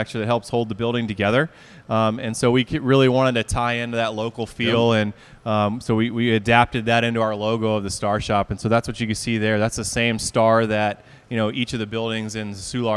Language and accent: English; Atlanta, Georgia, United States; moved away as an adult; now in St. Louis, United States; I'm originally from Atlanta, and I worked down there for 8 years before I came up here.